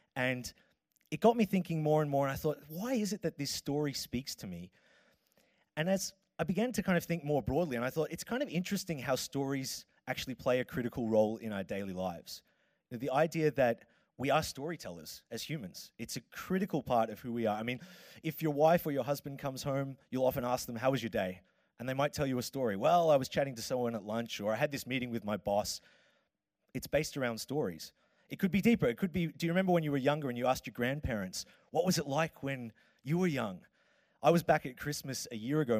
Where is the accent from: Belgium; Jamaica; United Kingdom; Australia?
Australia; Melbourne, Victoria; accent: Australian; now in Copenhagen, Denmark; I am from Australia, uh, hence the accent, and I am from uh, Melbourne